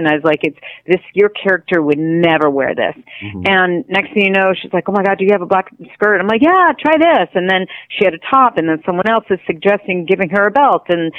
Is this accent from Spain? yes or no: yes; Spain; now in United States; And I came from Spain, and so I was different already. Mm-hmm. And so for me, it was a little tough when I first got here.